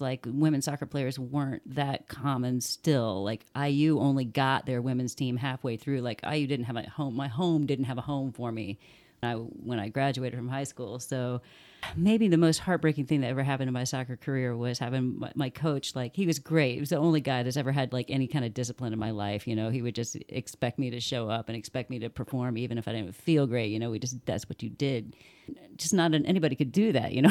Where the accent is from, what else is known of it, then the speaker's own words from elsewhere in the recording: Bloomington, Indiana, United States; also born or lived in Muncie / Clinton County; I was born in Muncie, raised in between Bloomington and Clinton County. I consider Bloomington my hometown